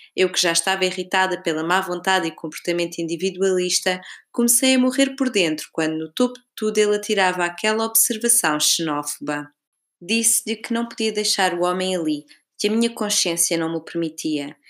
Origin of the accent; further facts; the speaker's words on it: Portugal; moved away; pergunta-me de onde sou e quando digo Portugal